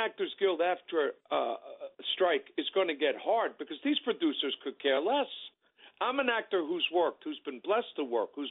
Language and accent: English; New York City, New York, United States; I grew up in the South Bronx